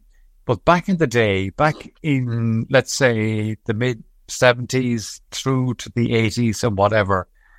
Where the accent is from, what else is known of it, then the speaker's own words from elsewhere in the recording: Galway, Connacht, Ireland; growing up in Galway, it was football from my side of the county anyway.